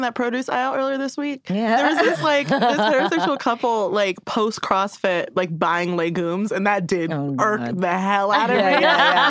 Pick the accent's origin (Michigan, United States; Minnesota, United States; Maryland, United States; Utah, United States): Maryland, United States; Baltimore; Yeah. I'm from Baltimore